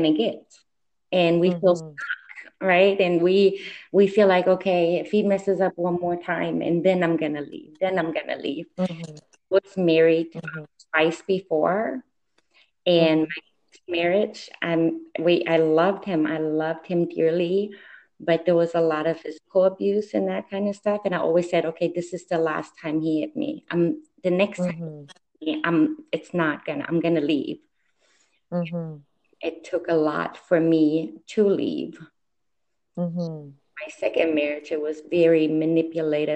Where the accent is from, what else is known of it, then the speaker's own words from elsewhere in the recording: Germany; moved away as an adult; now in United States; I was born and raised in Germany